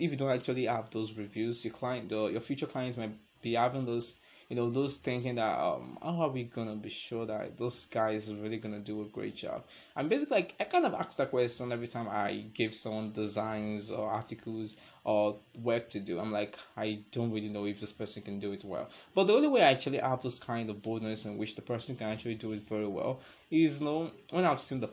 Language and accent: English; Nigeria; I'm a Nigerian